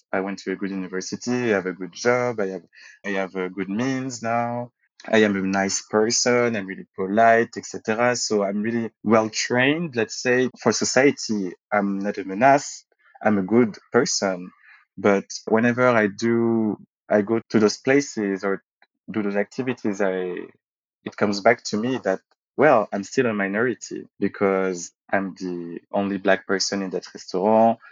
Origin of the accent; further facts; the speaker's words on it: Paris, Île-de-France, France; also born or lived in Martinique / Saint Martin; when I was growing up in Paris and uh, around Paris when we moved with my family